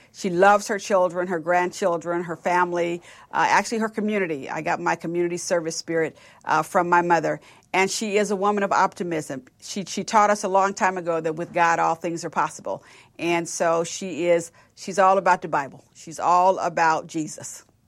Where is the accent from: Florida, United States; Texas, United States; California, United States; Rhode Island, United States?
California, United States; Richmond; now in Dallas, United States; I grew up in Richmond, so across the Bay of San Francisco